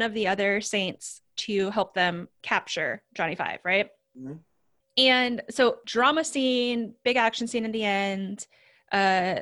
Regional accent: Washington, United States; I'm from Washington

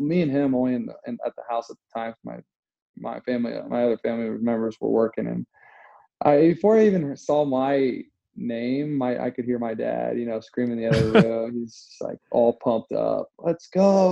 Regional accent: Indiana, United States; I am actually from Indiana

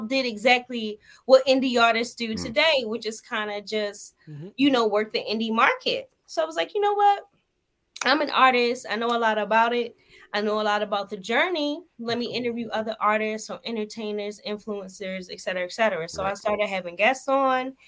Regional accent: Baltimore, Maryland, United States; moved away as an adult; now in Dallas, United States; I had just moved to Dallas from Baltimore, my hometown

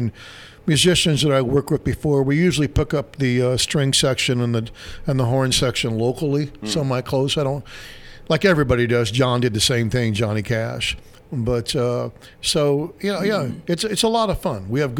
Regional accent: Illinois, United States; I grew up in, I grew up here in Illinois, but my heart's always in Texas.

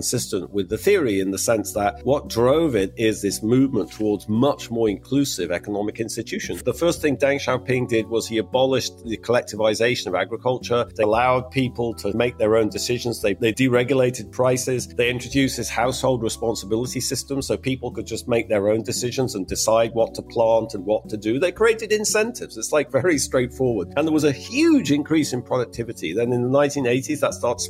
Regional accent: England, United Kingdom; I'm English. I grew up in the 1970s in England, which was a very political time.

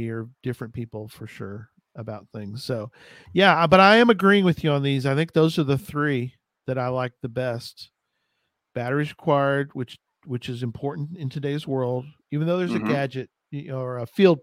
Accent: Texas, United States; I'm from Texas

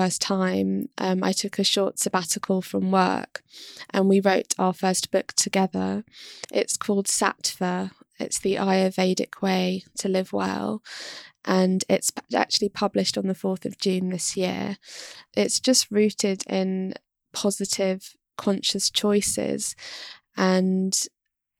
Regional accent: London, United Kingdom; moved away as an adult; now in Kent, United Kingdom; I was born and raised in London

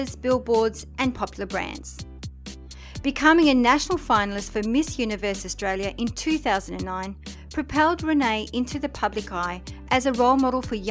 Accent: south of France, France; the south of France, my hometown

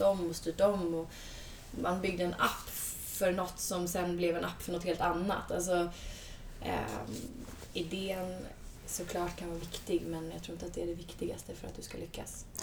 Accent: Sweden; moved away as an adult; also born or lived in United States; när jag kom tillbaka från USA, flyttade hem till Sverige

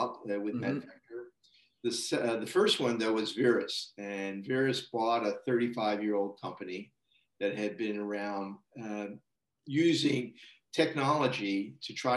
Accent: United States; moved away as an adult; also born or lived in United Kingdom / Canada; born and raised in the United States

